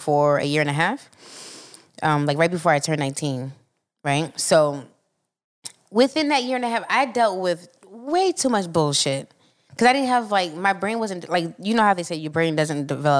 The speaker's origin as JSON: {"language": "English", "town": "Philadelphia", "region": "Pennsylvania", "country": "United States", "tie": "born or raised there", "said": "I grew up in Philly"}